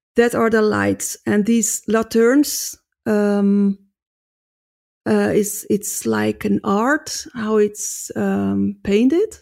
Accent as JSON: {"language": "English", "country": "Netherlands", "moved": "as an adult", "lives_now": "Basel, Switzerland", "said": "I come from Holland"}